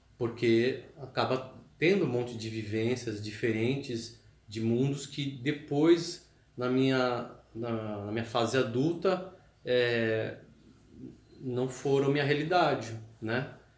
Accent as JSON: {"language": "Portuguese", "region": "São Paulo", "country": "Brazil", "moved": "as an adult", "lives_now": "Florianópolis, Brazil", "said": "foi eu que saí de São Paulo, né? Eu quis fugir de São Paulo. É, assim que eu me formei, que eu tive chance, eu quis sair de São Paulo"}